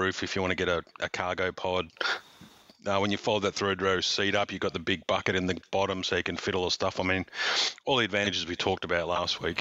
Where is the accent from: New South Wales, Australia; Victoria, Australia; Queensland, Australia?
Queensland, Australia; being a Queenslander, aside from having the best rum in the world and living in the best place on earth